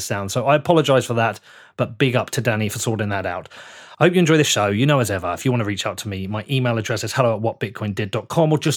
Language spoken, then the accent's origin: English; United Kingdom; the British guy